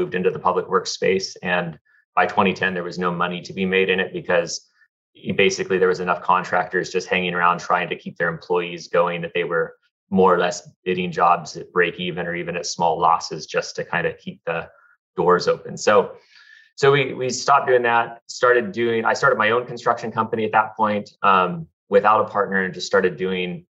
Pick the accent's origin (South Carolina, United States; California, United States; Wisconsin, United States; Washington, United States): California, United States; Southern; I grew up in Southern California, went to UCLA